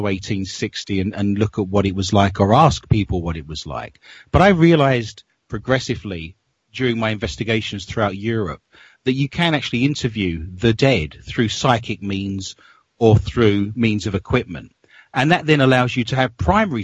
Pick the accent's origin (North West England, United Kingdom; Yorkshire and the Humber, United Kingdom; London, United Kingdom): London, United Kingdom; moved away as an adult; now in Minnesota, United States; I grew up in London, and all of my family, I've traced my family tree back as a historian to 1580, and they're still living in London